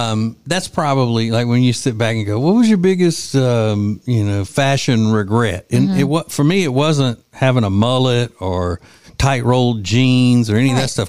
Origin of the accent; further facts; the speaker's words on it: Winfield, Louisiana, United States; As they say in my hometown of Winfield, Louisiana